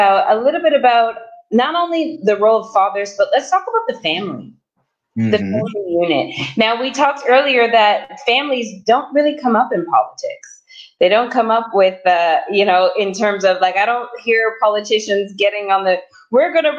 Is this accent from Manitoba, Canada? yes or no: no; Toronto, Ontario, Canada; moved away as an adult; now in Los Angeles, United States; I was originally from Toronto, and I was living in Toronto at the time a few years back